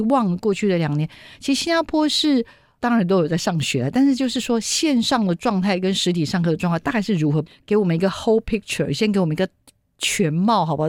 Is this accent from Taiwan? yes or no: yes; Taiwan; 我们台湾